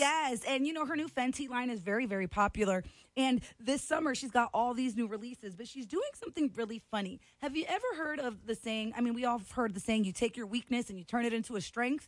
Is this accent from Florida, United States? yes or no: yes; Florida, United States; I grew up in Florida, so I grew up next to snakes, alligators.